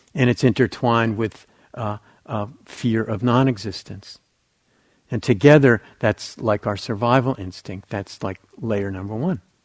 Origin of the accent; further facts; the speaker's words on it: New Jersey, United States; I grew up in New Jersey, it was right across from New York City